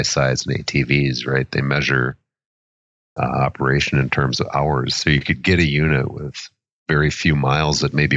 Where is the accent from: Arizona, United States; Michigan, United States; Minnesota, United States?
Minnesota, United States; I am born and raised in Minnesota, currently living in Excelsior, Minnesota